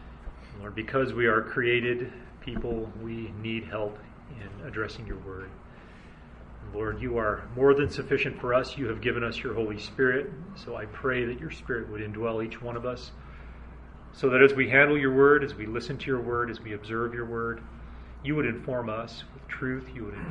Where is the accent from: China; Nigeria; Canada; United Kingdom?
Nigeria; born there; My parents were missionaries in Africa, and I was born in Nigeria.